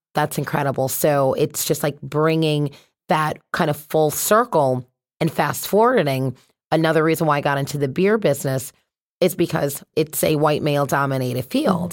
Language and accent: English; Connecticut, United States; also born or lived in Boston; I'm from Connecticut, so born and raised here